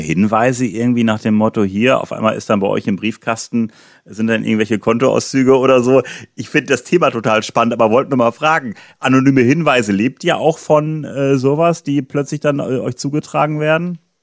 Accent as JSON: {"language": "German", "country": "Germany", "tie": "born or raised there", "said": "ich bin ja in Deutschland geboren, ich war noch nie länger im Ausland"}